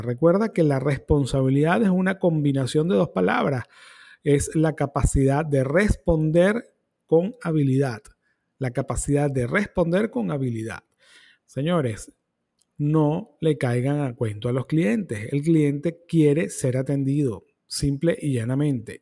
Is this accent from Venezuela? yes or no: yes; Venezuela; ciertamente soy venezolano